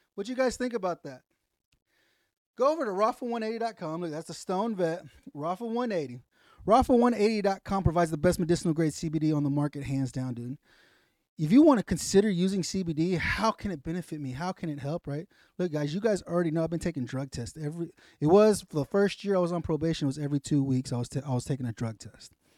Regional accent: the South, United States; I'm from the South.

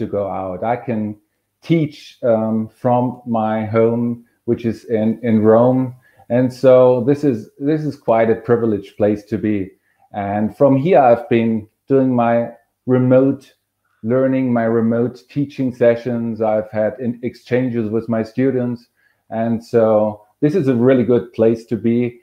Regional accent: Germany; moved away; I'm originally from Germany

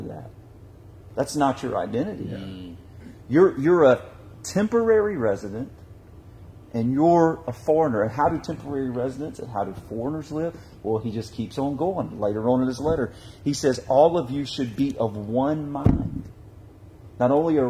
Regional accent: United States; I'm thankful that I'm an American. I'm thankful to God that I was allowed to be born in this.

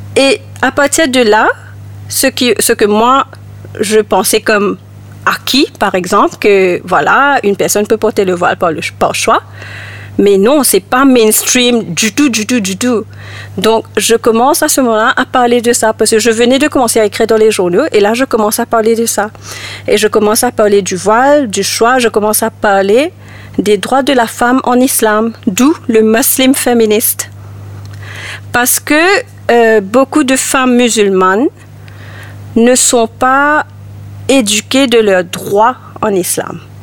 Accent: Mauritius; moved away as an adult; also born or lived in Ireland; j'ai vécu à Maurice jusqu'à l'âge de 21 ans. À 21 ans, j'ai quitté Maurice pour aller en Irlande et j'ai vécu là-bas euh, 10 ans

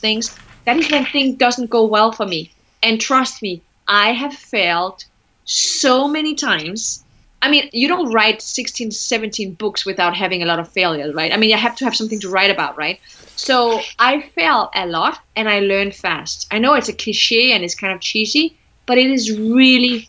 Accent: Denmark; I was one of the very few female managers in my country. I'm from Denmark. I was the only brown Moroccan African ever

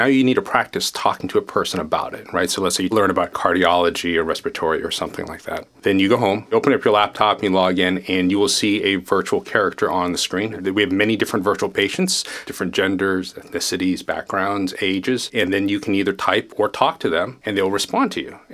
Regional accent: Tulsa, Oklahoma, United States; moved away; also born or lived in Kuala Lumpur, Malaysia / Jakarta, Indonesia / Chapel Hill, North Carolina; I moved to the U.S. when I was 5, for example. So I grew up in Tulsa, Oklahoma

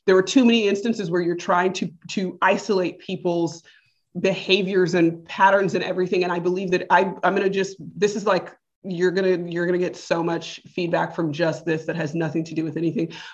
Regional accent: United States; I'm American?

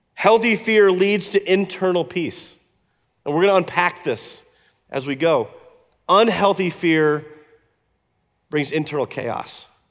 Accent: Iowa, United States; moved away; When I was a kid, I grew up in Iowa

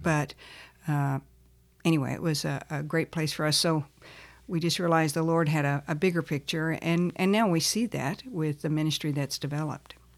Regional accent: Texas, United States; also born or lived in Lubbock, Texas / El Paso, Texas / Plano, Texas; I was born in Texas, Lubbock, uh, lived in El Paso and then in Plano, Texas.

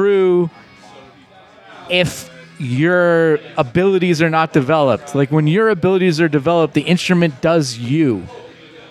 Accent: Pittsburgh, Pennsylvania, United States; moved away as an adult; now in New Orleans, United States; I grew up in Squirrel Hill in Pittsburgh. It was a Jewish enclave.

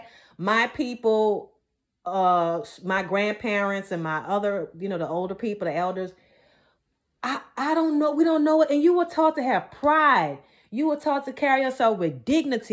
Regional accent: the South, United States; I grew up in the South and Georgia had some time in the South as well, but I pretty much grew up in the South

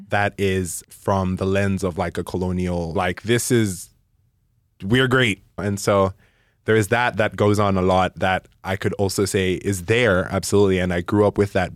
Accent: Malawi; moved away as an adult; also born or lived in Caldwell, Idaho; now in Idaho, United States; I was born and raised in Malawi. I spent all of my life there

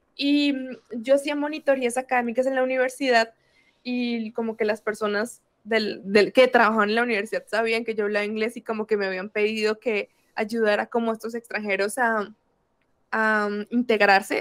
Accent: Bucaramanga, Santander, Colombia; also born or lived in Brazil; Soy colombiana y soy específicamente de una ciudad que se llama Bucaramanga

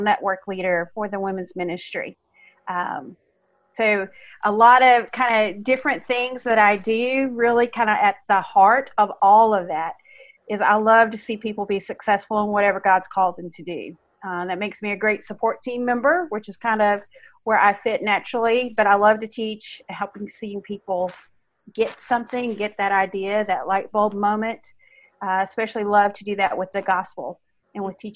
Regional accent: Arkansas, United States; I'm from Arkansas.

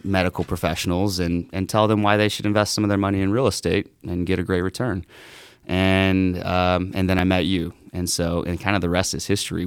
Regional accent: Southeast Texas, United States; I grew up in Southeast Texas

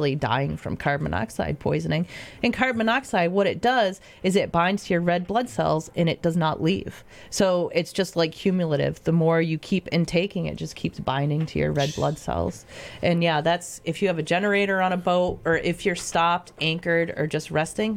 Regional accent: Adams, Massachusetts, United States; I'm local. I grew up in Adams, born and raised

